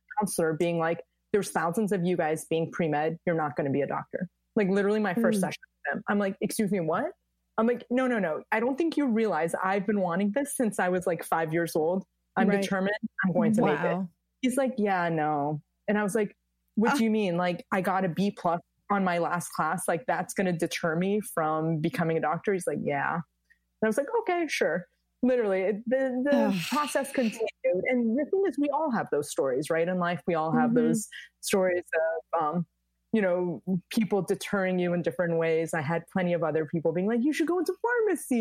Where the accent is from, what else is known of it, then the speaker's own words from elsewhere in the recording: United States; I'm originally Persian, born and raised in the States